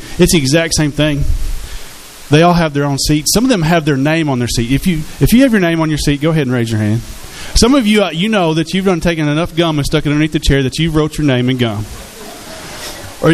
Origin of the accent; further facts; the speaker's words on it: Hot Springs, Arkansas, United States; I was born and raised here in Hot Springs